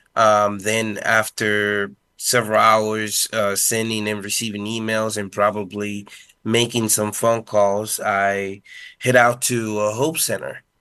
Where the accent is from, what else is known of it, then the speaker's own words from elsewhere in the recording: Dominican Republic; first language Spanish; English is a second language; I grew up being a Spanish speaker